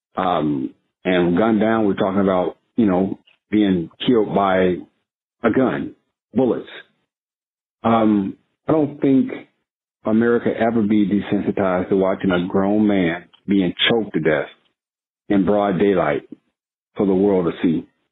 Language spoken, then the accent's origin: English; United States; being an American